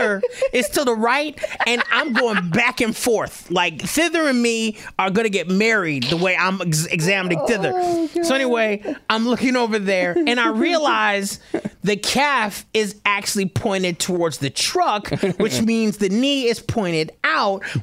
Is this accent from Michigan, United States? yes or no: yes; Detroit, Michigan, United States; I'm black, born and raised in Detroit.